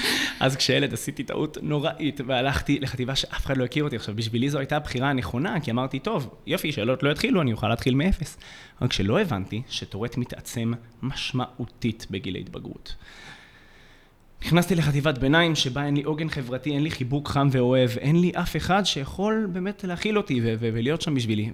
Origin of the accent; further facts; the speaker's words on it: Jerusalem, Jerusalem District, Israel; במרכז העיר בירושלים, שם גדלתי